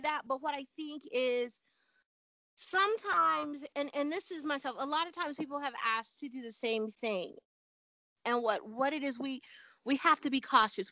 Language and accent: English; Chicago, Illinois, United States; moved away as an adult; also born or lived in Panama / the Southwest; now in US Southwest; I'm from Chicago